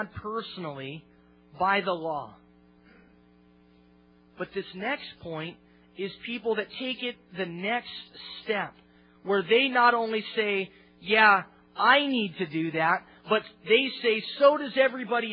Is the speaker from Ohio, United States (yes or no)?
no; Olympia, Washington, United States; my hometown, Olympia